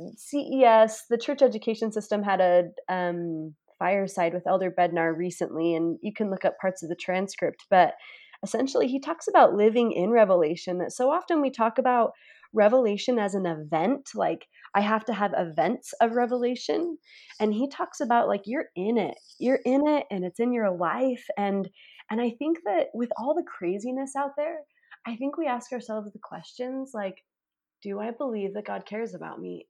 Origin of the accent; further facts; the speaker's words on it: Price and Vernal, Eastern and Central Utah, United States; I grew up in Utah, Eastern and Central Utah, Price and Vernal